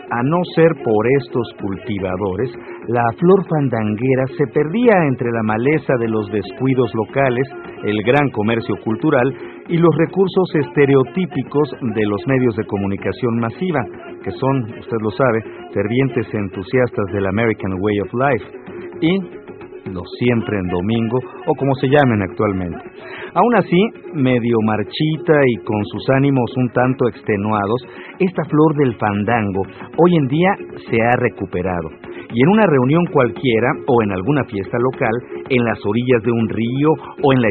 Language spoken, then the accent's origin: Spanish; Mexico